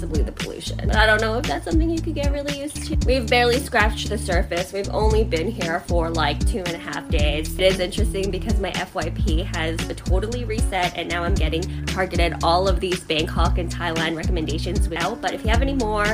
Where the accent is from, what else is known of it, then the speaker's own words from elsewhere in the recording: Canada; as a Canadian who just landed here for the first time